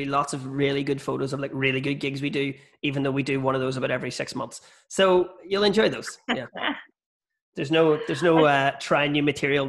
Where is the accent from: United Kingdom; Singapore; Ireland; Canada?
Ireland; moved away as an adult; also born or lived in Australia; as an Irish person